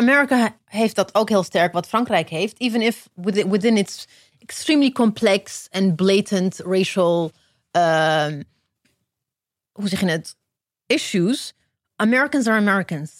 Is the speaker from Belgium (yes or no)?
no; Ethiopia; now in Netherlands; ik ben in Ethiopië geboren